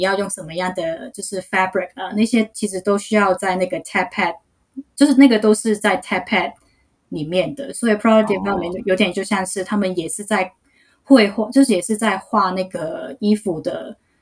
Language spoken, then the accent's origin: Chinese; Hong Kong; Chinese is a second language; moved away; also born or lived in New York; 我是来自香港的，所以要是我的普通话没有说得很标准的话，就请大家体谅一下